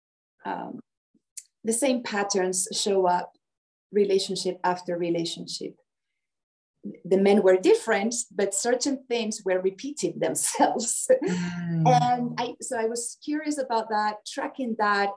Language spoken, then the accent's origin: English; Spain; moved away as an adult; Well, I'm Spanish. I was born in Spain, but yeah, for the past 20 years, I've been all around the world